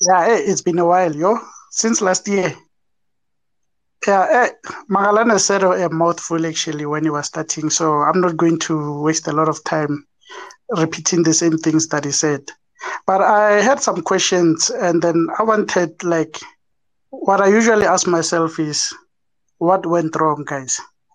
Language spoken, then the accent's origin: English; South Africa; As South African men